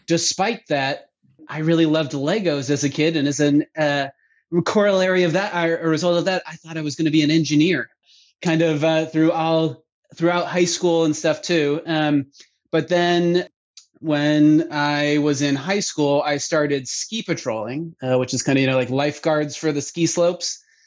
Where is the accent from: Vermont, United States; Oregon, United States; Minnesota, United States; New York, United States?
Vermont, United States; moved away; I grew up in Vermont, uh, being a ski patroller